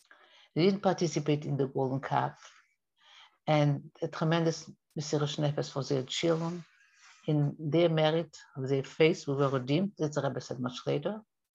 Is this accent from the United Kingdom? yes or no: no; France; Personally … I came from France and I was very shy.